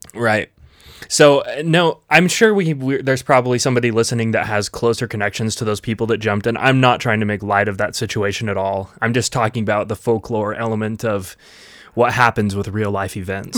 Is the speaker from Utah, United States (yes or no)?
yes; Vernal, Utah, United States; in Dry Fork, which is just outside of where we grew up in Vernal